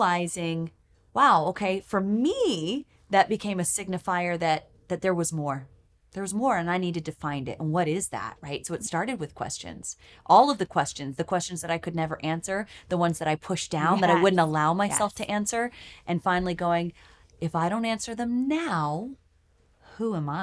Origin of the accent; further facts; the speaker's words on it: South Carolina, United States; now in Nashville, United States; I'm from South Carolina